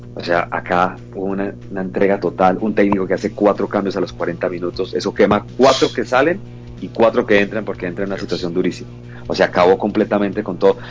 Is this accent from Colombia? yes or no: yes; Bucaramanga, Santander, Colombia; also born or lived in Calamar, Bolívar; pero nací en Calamar Bolívar, un lugar que quiero mucho también, pero obviamente en Bucaramanga fue donde estudié, crecí todo